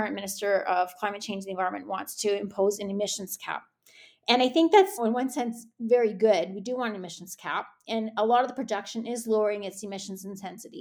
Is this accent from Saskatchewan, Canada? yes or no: yes; Saskatchewan, Canada; I'm from Saskatchewan, so it's kind of our pride